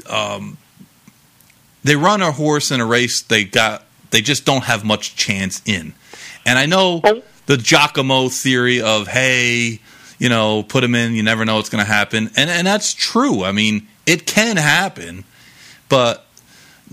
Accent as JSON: {"language": "English", "region": "New York", "country": "United States", "tie": "born or raised there", "moved": "yes", "lives_now": "South Florida, United States", "said": "growing up in New York"}